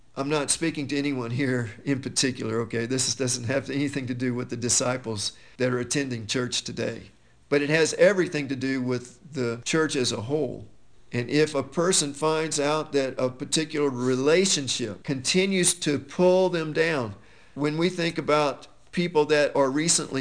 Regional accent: United States; as American Christians

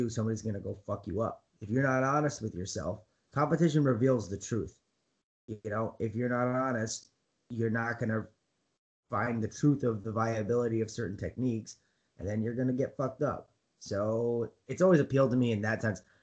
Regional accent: United States; As an American

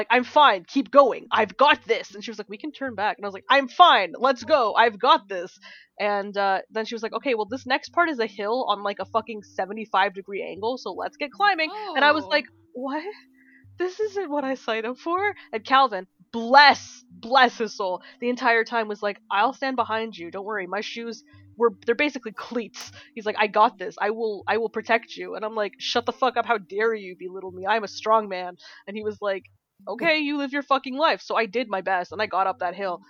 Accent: Canada; as a Canadian

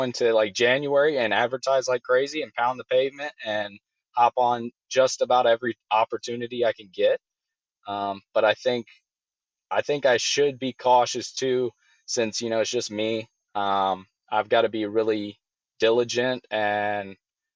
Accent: Georgia, United States; Born and raised in Georgia

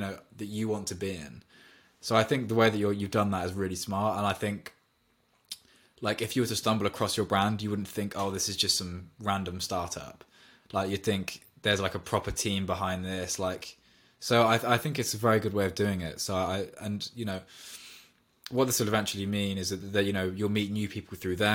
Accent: Oxford, South East England, United Kingdom; I'm from Oxford

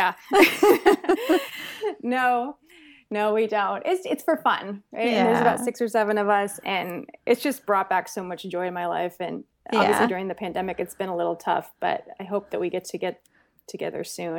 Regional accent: California, United States; But, no, I grew up in the San Francisco Bay Area. So, mm-hmm. I'm California born and bred. I'm middle-class family, oldest of three.

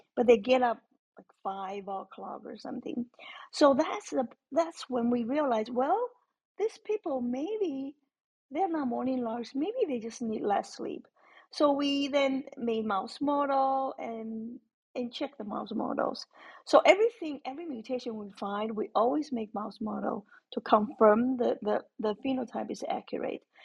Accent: Taiwan; moved away as an adult; I grew up in Taiwan, so our education system is very different from here.

